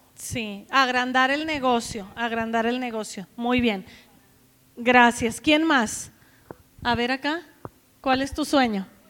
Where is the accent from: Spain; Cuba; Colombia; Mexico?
Mexico; Nueva Rosita, Coahuila; moved away as an adult; also born or lived in Saltillo / United States; now in Guadalajara, Mexico; Yo nací en Nueva Rosita, Coahuila